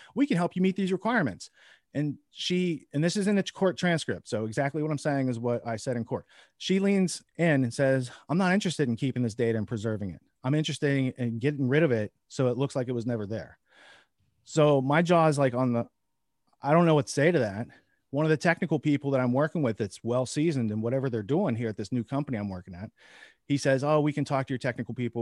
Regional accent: small Midwest town, United States; as an American, as a upright, honest citizen brought up in a small Midwest

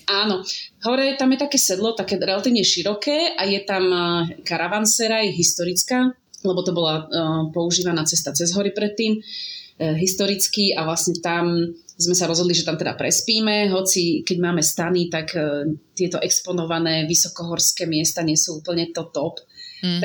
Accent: Slovakia

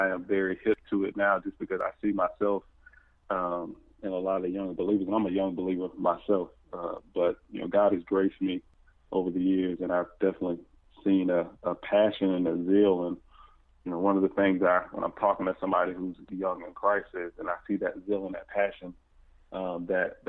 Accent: Jacksonville, Florida, United States; born and raised in Jacksonville, Florida, proud

